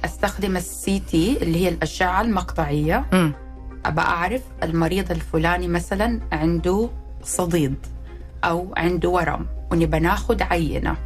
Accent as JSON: {"language": "Arabic", "country": "Saudi Arabia", "said": "أنا طبيبة سعودية، تخرجت من جامعة الملك عبد العزيز"}